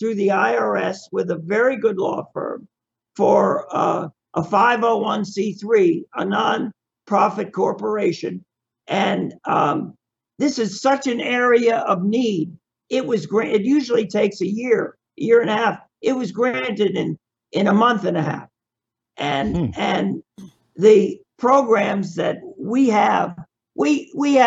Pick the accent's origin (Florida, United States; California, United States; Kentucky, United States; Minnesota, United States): Florida, United States; Miami; I was born in Miami, and this is my home.